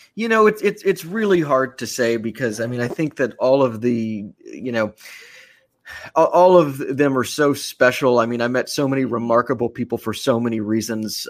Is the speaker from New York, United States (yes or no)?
no; Austin, Texas, United States; moved away; my hometown of Austin